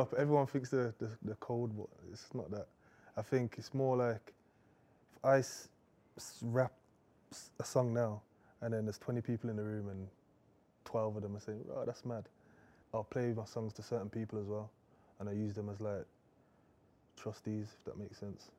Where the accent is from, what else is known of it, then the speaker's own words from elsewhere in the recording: Birmingham, West Midlands, United Kingdom; I'm from Birmingham anyway, so it's completely different to London